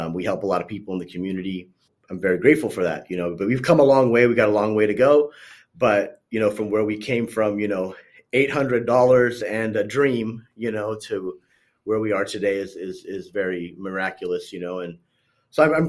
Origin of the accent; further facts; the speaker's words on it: Corona, California, United States; I'm on the West Coast. I'm from Corona, California